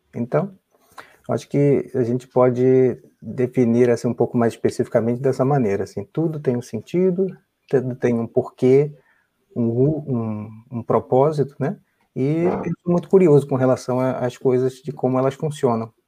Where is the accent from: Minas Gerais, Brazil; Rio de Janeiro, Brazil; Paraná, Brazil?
Rio de Janeiro, Brazil; moved away as an adult; also born or lived in São Paulo, Brazil; now in United States; nasci no Rio, sou carioca